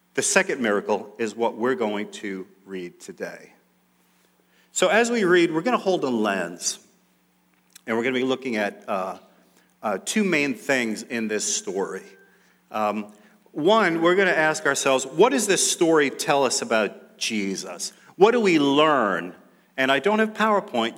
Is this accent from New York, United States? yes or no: yes; New York City, New York, United States; growing up in New York City, we lived in Queens for most of that time.